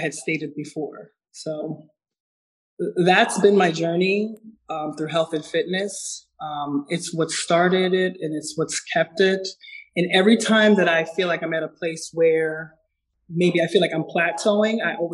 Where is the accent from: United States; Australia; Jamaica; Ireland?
Jamaica; I'm from Jamaica. And so coming up with Caribbean parents